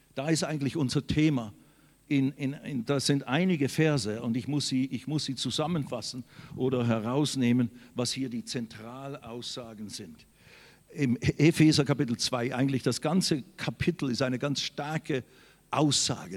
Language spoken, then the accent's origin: German; Switzerland; now in Germany; Ich bin in der Schweiz geboren worden